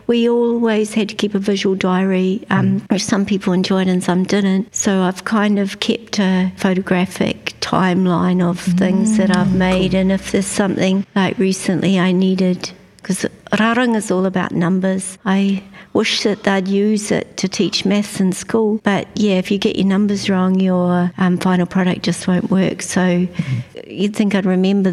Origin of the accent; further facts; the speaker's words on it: Wairoa, Hawke's Bay, New Zealand; now in Rotorua, New Zealand; I'm originally from Wairoa. It's where all my bones are, but I've lived in Rotorua since 1997